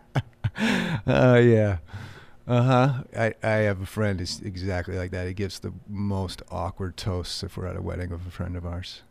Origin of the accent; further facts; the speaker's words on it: about forty-five minutes west of Boston, Massachusetts, United States; I grew up, uh, about forty-five minutes west of Boston